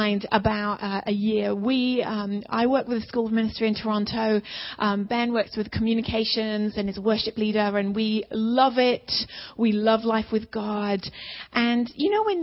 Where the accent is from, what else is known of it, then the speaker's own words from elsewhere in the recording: England, United Kingdom; moved away; we're both from England.